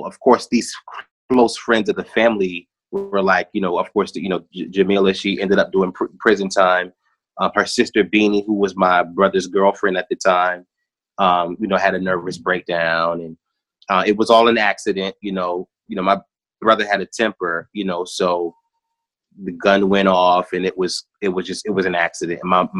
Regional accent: South Carolina, United States; also born or lived in Brooklyn; I tell people all the time, I was born in Brooklyn, but I'm from South Carolina.

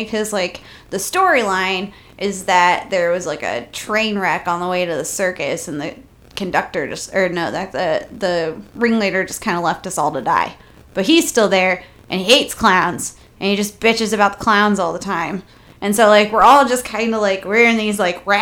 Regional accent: United States; I'm American

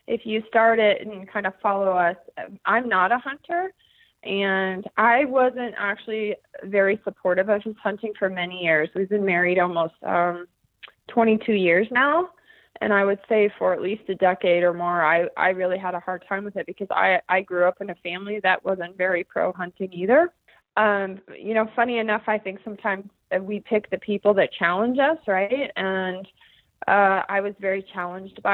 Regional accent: Bozeman, Montana, United States; moved away as an adult; also born or lived in Granite Falls, Washington; I am from Bozeman, Montana, formerly a resident of Granite Falls, Washington.

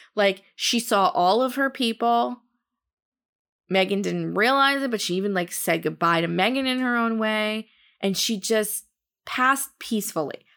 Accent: New Jersey, United States; where I grew up in New Jersey

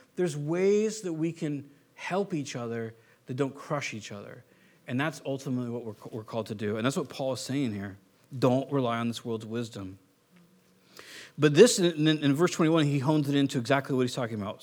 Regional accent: Southern California, United States; I'm from Southern California

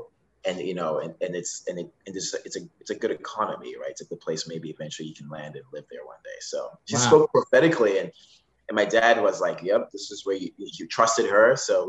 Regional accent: Zimbabwe; moved away as an adult; now in Seattle, United States; I grew up in Zimbabwe, and I actually grew up on a farm in Zimbabwe, so even slower.

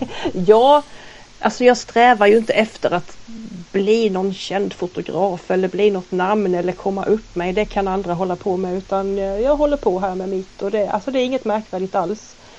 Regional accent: Halmstad, Halland County, Sweden; äkta hallänning, född och uppvuxen i Halmstad

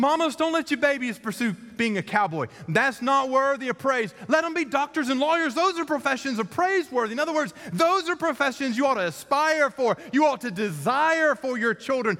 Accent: Columbus, Georgia, United States; in Columbus, Georgia, in my hometown

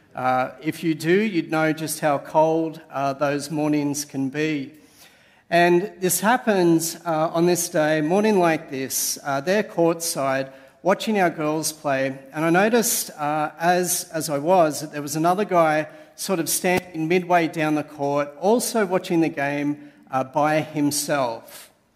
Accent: Sydney, New South Wales, Australia; moved away as an adult; now in Canberra, Australia; I'm originally a Sydney sider

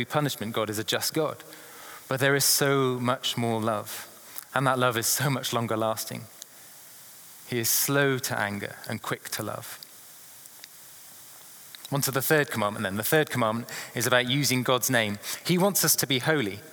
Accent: England, United Kingdom; being an Englishman

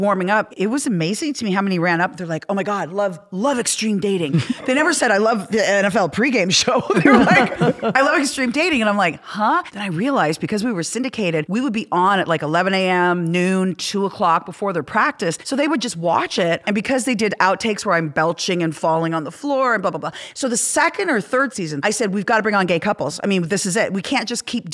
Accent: Canada; now in Los Angeles, United States; I'm from Canada.

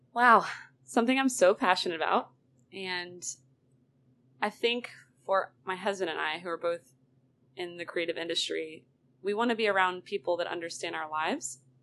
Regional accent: Roswell, Georgia, United States; I am born and raised in Roswell, Georgia

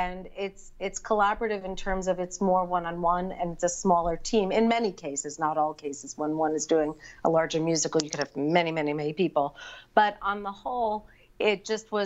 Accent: New York, United States; I grew up in New York and I grew up going to the theater from the time I was very little.

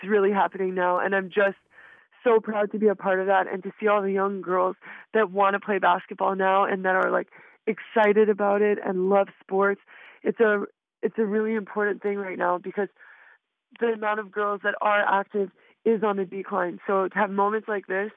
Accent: Quebec, Canada; being from Quebec, you know, I'm an Anglo from Quebec, so I'm a little bit of a minority

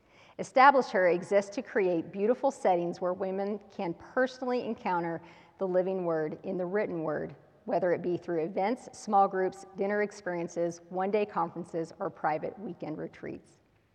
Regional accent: Dallas, Texas, United States; I was born in Dallas.

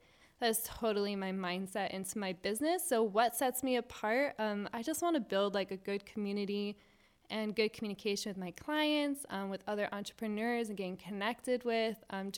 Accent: Virginia, United States; now in Jacksonville, United States; No, not originally. Before I moved to Jacksonville, I came from Virginia. So family brought me to Jacksonville, and I've loved it since being here.

